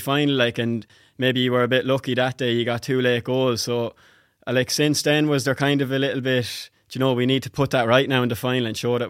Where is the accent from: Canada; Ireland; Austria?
Ireland; I'm from Lara, not too far away from me now